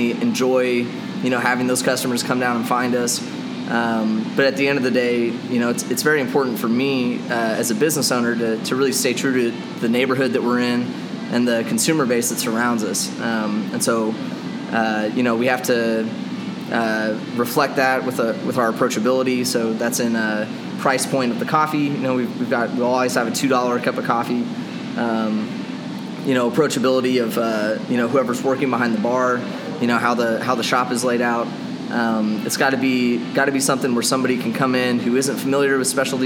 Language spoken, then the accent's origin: English; Kansas City, Missouri, United States; also born or lived in Orlando, Florida / Charleston, South Carolina; I've lived in Kansas City and the Independence area since I was about 3 years old